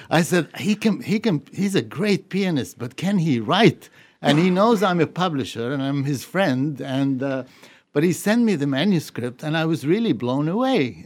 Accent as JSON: {"language": "English", "town": "Beirut", "region": "Beirut Governorate", "country": "Lebanon", "tie": "born or raised there", "also_born_or_lived": "Puerto Rico", "moved": "yes", "lives_now": "New England, United States", "said": "I grew up in Beirut"}